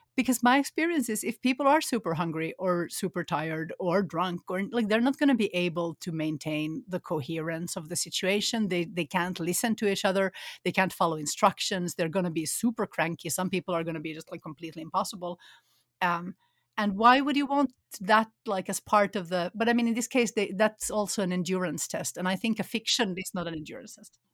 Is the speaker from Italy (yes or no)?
no; Finland; moved away; also born or lived in Sweden; I grew up in Finland